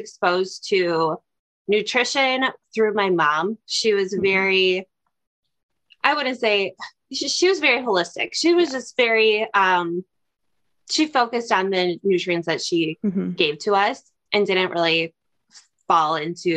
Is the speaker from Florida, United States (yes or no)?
no; Chicago, Illinois, United States; also born or lived in Minnesota; I grew up in the suburb of Chicago.